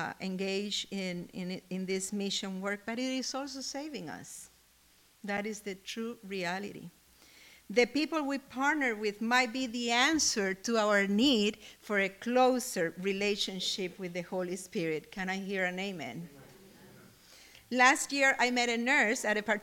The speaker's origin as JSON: {"language": "English", "country": "Cuba", "moved": "yes", "said": "I come from Cuba"}